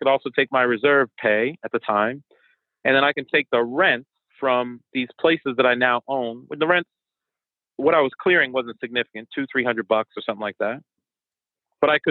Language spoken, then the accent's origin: English; Boston, Massachusetts, United States; first language French and Haitian Creole; English is a second language; moved away as an adult; also born or lived in New York / Virginia; now in Washington, D.C. area, United States; I was born in New York, raised in Boston, and I come from an immigrant family. So my family's Haitian